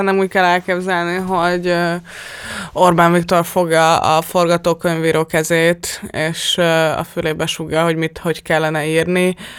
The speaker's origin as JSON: {"language": "Hungarian", "country": "Hungary"}